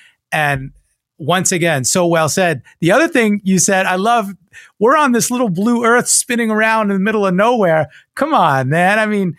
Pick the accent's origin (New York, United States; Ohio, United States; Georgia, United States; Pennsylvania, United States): New York, United States; I'm a New Yorker, too.